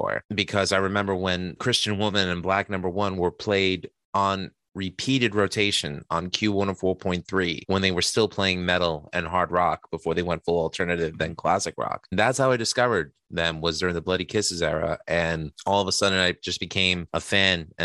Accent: New York City, New York, United States; I'm not from Brooklyn. I'm Queens born or bred

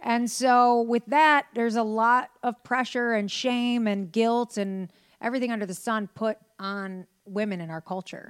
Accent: Detroit, Michigan, United States; I was born in Detroit, Michigan

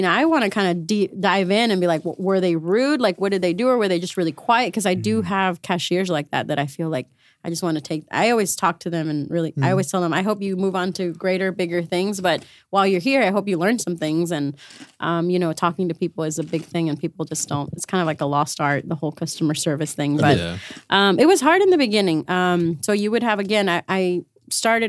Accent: Reynosa, Tamaulipas, Mexico; moved away; I was born in Reynosa

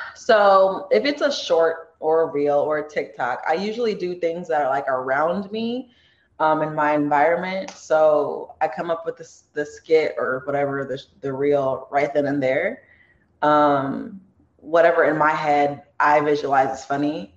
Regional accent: Torrance, California, United States; I'm born and raised in Torrance.

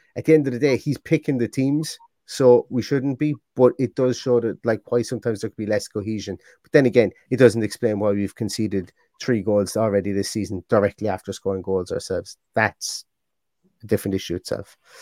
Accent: Limerick, Munster, Ireland; I'm from Limerick

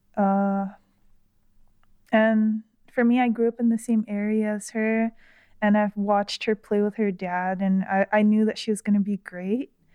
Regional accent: Florida, United States; I grew up in Florida, so, uh, I used to go to the Sawgrass Mall with my mom and my sister a lot.

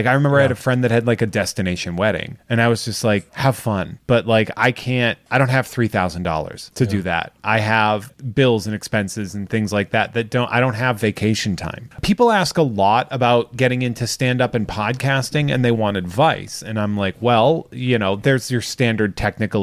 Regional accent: Charlton, United States; I taught in my hometown

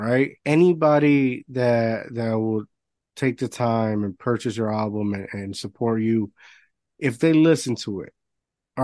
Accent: Puerto Rico; I grew up in Puerto Rico

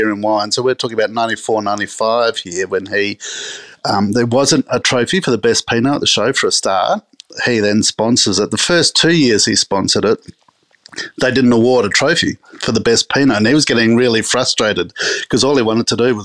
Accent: Adelaide, South Australia, Australia; growing up in Adelaide

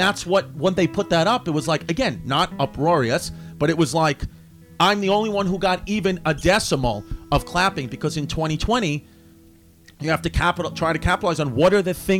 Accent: New York City, New York, United States; I grew up in New York City.

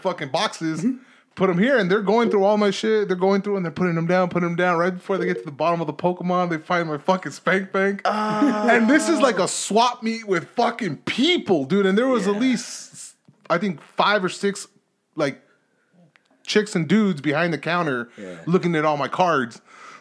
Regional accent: Los Angeles, California, United States; moved away as an adult; now in Texas, United States; I born and raised there 27 years

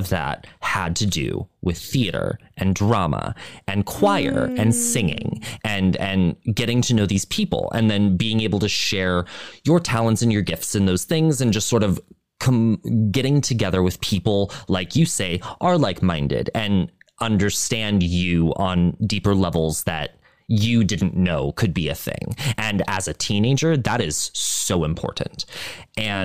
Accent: Montana, United States; growing up in Montana, it's a different experience

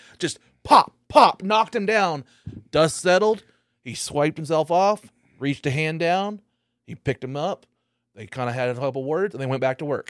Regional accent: Dewey, Oklahoma, United States; That's the way I grew up in Dewey.

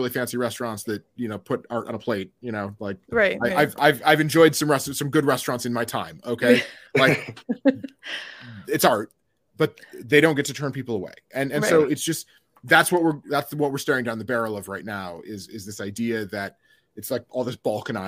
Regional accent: Michigan, United States; also born or lived in Austin, Texas; now in Washington, D.C., United States; my home state of Michigan.

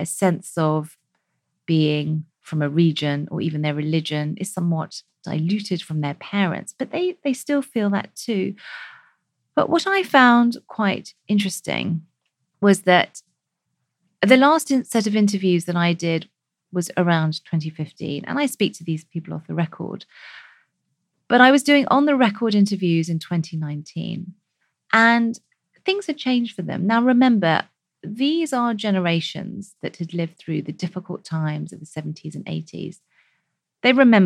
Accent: United Kingdom; we as British South Asians

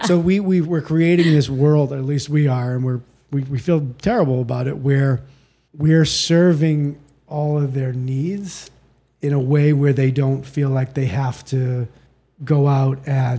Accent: Boston, Massachusetts, United States; Outside of Boston.

